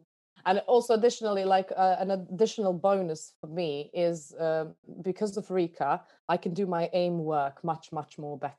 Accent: Iraq; born there; moved away; I was born in Iraq, so I'm kind of used to being an immigrant everywhere I went, because, you know, you never fully belong anywhere.

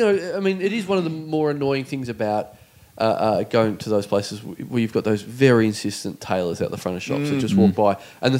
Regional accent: Melbourne, Victoria, Australia; Hey, good day, mate. I'm from Melbourne.

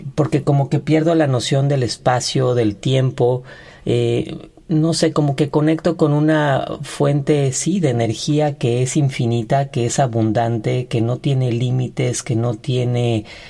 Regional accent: Ixtapan de la Sal, State of Mexico, Mexico; now in Mexico City, Mexico; yo soy de Ixtapan de la Sal, Estado de México

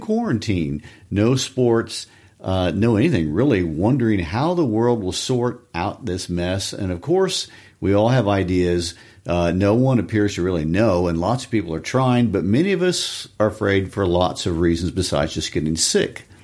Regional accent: Kansas City, United States; my Kansas City Chiefs, my hometown team

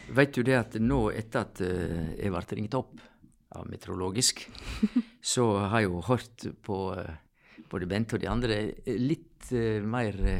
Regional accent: near Sogndal, Sogn, Vestland, Norway; jeg er født like ved Sogndal, i Sogn.

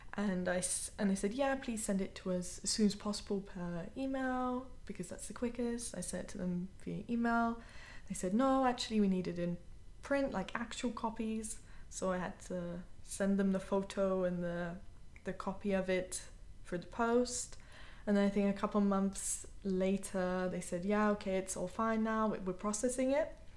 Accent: United Kingdom; moved away as an adult; now in Vienna, Austria; I'm British by nationality, and I've been living in Vienna, Austria for almost two years now.

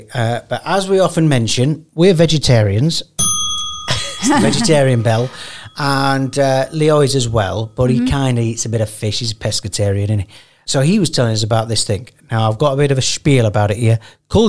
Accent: the north of England, United Kingdom; accent: Northern; moved away; So I've got a Northern accent.

